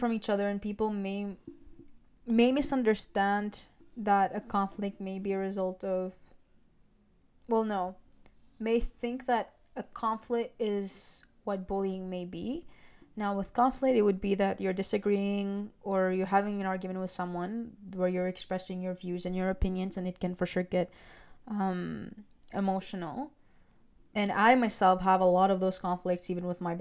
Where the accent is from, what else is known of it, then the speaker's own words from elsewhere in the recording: Greece; moved away; I was born in Greece, but I'm Albanian